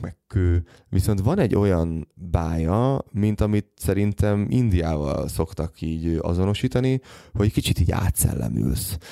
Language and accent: Hungarian; Hungary; magyarok vagyunk